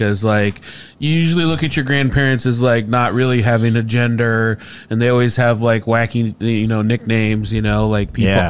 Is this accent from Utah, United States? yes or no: no; Indiana, United States; We're from Indiana.